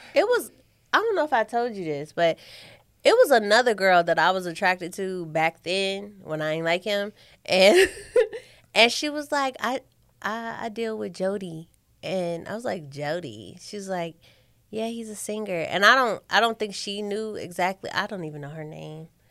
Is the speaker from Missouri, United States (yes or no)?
yes; St. Louis, Missouri, United States; moved away as an adult; also born or lived in Kansas City; I'm from Saint Louis, and then I moved to Kansas City for college